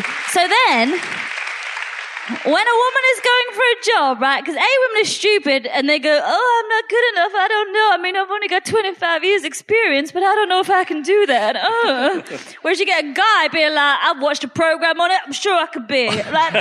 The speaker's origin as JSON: {"language": "English", "country": "United Kingdom", "said": "I'm British. I'm not Polish. I'm British."}